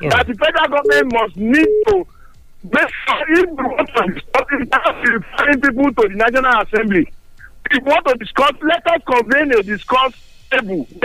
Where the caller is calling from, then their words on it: Sango, Nigeria; I'm calling from Sango.